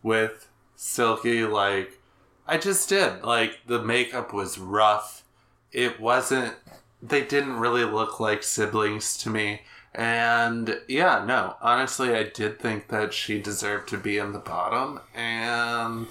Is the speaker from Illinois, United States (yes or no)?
yes; Chicago, Illinois, United States; I'm from Chicago